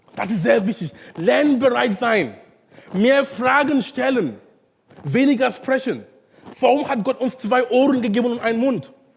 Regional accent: Cameroon; German is a second language; now in Hamburg, Germany; in Kamerun, wo ich herkomme

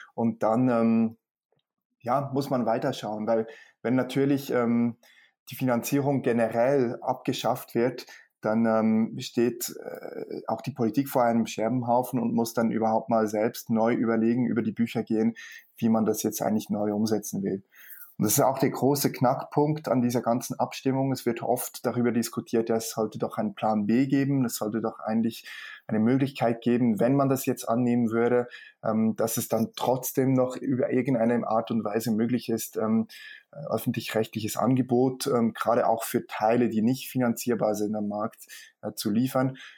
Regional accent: Switzerland; bei uns in der Schweiz

